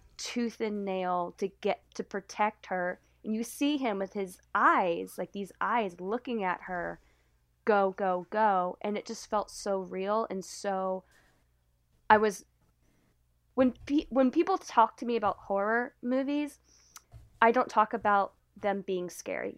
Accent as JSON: {"language": "English", "region": "the South", "country": "United States", "tie": "born or raised there", "moved": "yes", "lives_now": "Boston, United States", "said": "growing up in the South"}